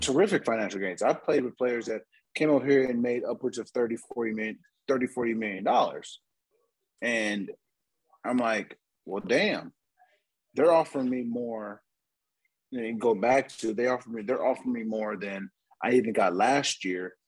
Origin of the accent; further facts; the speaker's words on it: San Diego, California, United States; I'm from San Diego